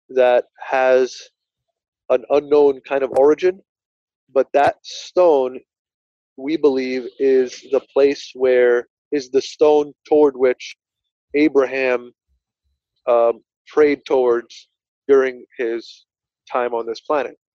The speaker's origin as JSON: {"language": "English", "region": "New Jersey", "country": "United States", "said": "It's, it's, I'm from Union County. I still live. I'm not in Linden anymore"}